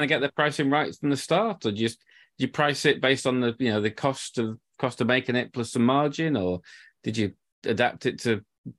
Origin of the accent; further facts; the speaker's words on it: Yorkshire and the Humber, United Kingdom; I'm from Yorkshire